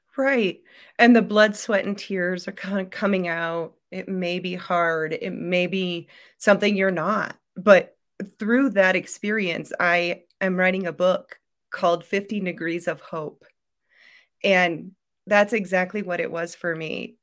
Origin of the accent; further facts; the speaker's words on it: Iowa, United States; I'm from Iowa